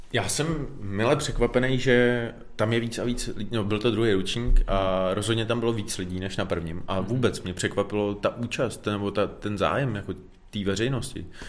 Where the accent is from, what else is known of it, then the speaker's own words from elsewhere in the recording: Czechia; u nás v Čechách